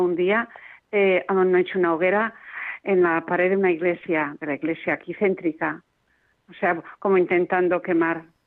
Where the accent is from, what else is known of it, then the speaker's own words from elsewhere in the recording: Castellón de la Plana, Valencian Community, Spain; Aquí en Castellón de la Plana, yo soy de Castellón